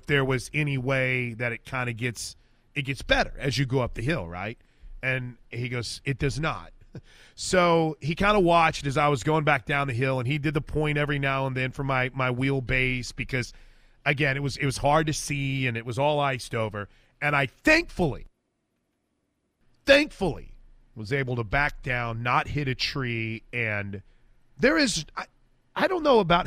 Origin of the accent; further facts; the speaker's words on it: Midwest, United States; moved away; I grew up in the Midwest